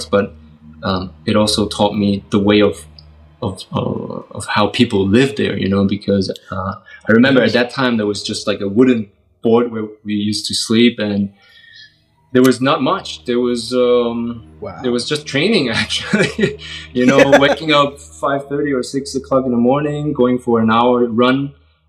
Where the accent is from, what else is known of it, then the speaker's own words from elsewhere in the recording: Nuremberg, Bavaria, Germany; I'm from Germany, so I live in Nuremberg, which is not the biggest city, and so at that time there weren't many martial arts schools